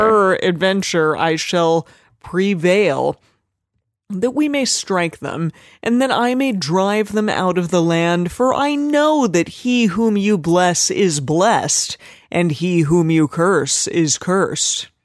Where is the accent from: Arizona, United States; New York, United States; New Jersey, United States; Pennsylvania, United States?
Arizona, United States; I'm from Arizona, and we would say it like